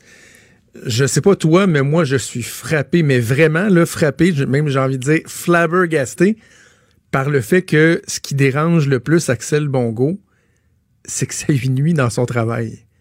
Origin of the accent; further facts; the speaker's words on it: Quebec, Canada; je suis un Québécois blanc